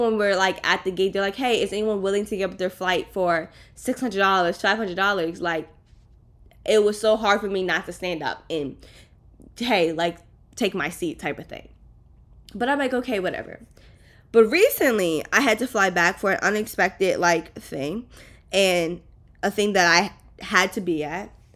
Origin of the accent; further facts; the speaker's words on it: East Coast, United States; moved away as an adult; now in Miami, United States; I lived on the East Coast